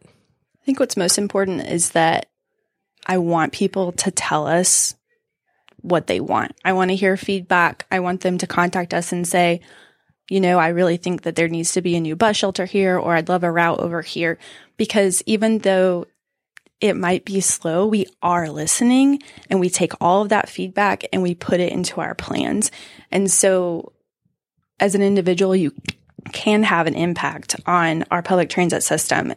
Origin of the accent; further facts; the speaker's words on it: Southwest Georgia, United States; moved away as an adult; also born or lived in Macon, Georgia; now in Greenville, United States; I'm from Southwest Georgia. It's a small town.